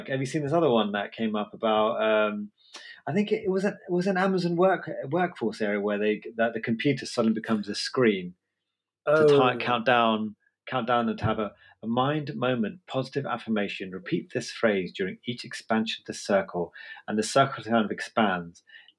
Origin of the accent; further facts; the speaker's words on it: United Kingdom; I do still classify myself as a Brit, even though some people in Dartford or whatever say I'm not.